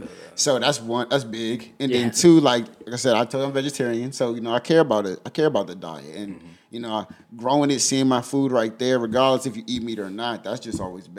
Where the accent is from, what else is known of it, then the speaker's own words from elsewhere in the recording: Prince George's County, Maryland, United States; also born or lived in Washington, D.C.; now in Lexington, United States; I'm from PG County, I'm from Shelby, from Maryland.